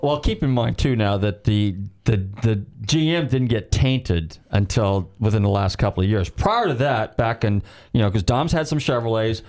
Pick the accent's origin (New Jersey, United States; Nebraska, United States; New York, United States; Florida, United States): Florida, United States; Clearwater; I was more or less the Clearwater crowd